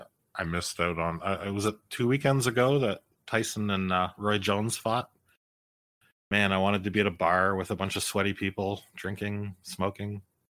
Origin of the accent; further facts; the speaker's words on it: Montreal, Quebec, Canada; moved away; Our national championships were back in my hometown in Montreal.